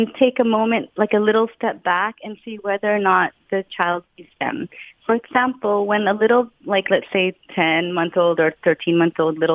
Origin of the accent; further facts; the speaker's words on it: San Francisco Bay Area, California, United States; moved away as an adult; also born or lived in Utrecht, Netherlands; now in Netherlands; I'm from the San Francisco Bay Area.